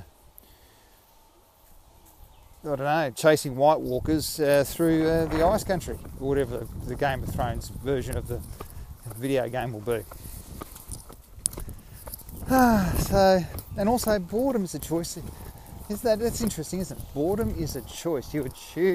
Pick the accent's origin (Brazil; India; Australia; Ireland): Australia; I'm Australian. Australia, mate.